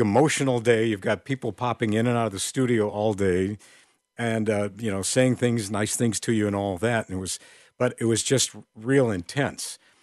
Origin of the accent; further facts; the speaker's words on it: Crystal Lake, Illinois, United States; I grew up in Crystal Lake, Illinois, and there were little stations in our area.